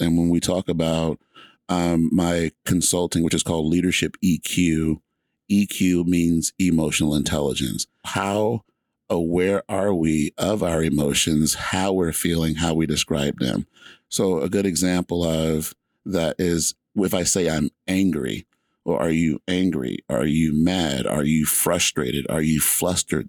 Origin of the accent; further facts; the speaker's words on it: Georgia, United States; moved away as an adult; now in Washington, United States; I grew up in Georgia